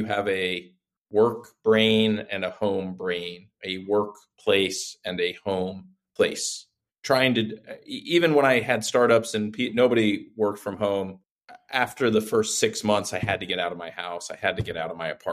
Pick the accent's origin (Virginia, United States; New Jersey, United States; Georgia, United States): Virginia, United States; Reston; I had a job in my hometown in Northern Virginia, Reston, Virginia